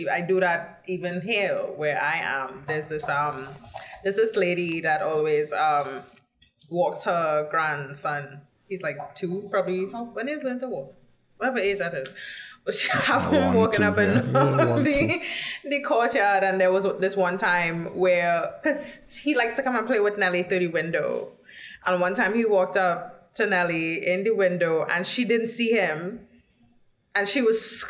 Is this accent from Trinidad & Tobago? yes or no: yes; Carenage, Trinidad & Tobago; Where I grew up in Point Kumano in Carinage, my mother from there, her mother from there, her father from there, grandmother.